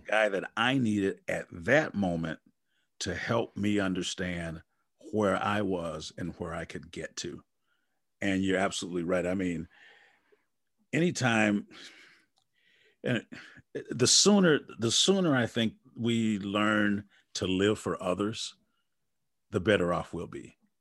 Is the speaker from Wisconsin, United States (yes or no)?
yes; Wisconsin, United States; I'm from Wisconsin